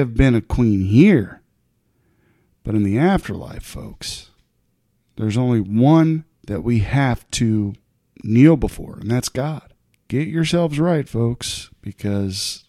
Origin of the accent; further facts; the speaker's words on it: United States; I'm an American